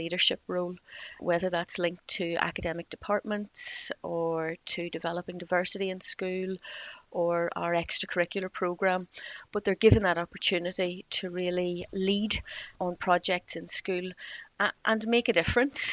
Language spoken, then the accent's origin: English; Northern Ireland, United Kingdom; moved away as an adult; also born or lived in Belfast / England; now in Chester, United Kingdom; as you may be able to tell from my accent, I was brought up in Northern Ireland